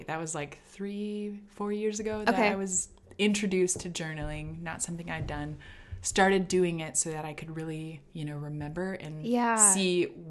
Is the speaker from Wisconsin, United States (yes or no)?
no; Minnesota, United States; born or raised there; moved away as an adult; also born or lived in Texas